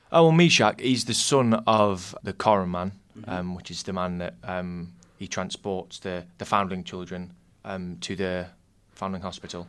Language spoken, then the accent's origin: English; Nottingham, East Midlands, United Kingdom; also born or lived in the north of England; I moved down here when I was very young, so I kind of I cast Nottingham as my hometown